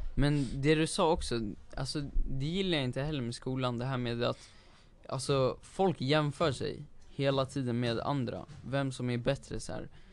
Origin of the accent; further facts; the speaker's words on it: Sweden; jag är ju född här i Sverige